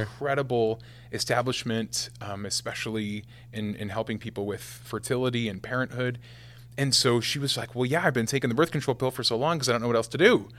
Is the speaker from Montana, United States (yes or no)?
no; West Point, Nebraska, United States; West Point, Nebraska is where I'm from. So, yeah, I had the same thirty-two kids in my class from kindergarten to twelfth grade.